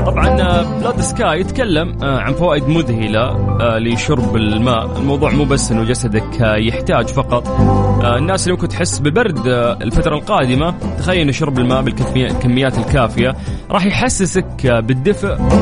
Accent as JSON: {"language": "Arabic", "country": "Saudi Arabia", "said": "عندنا في المملكة العربية السعودية"}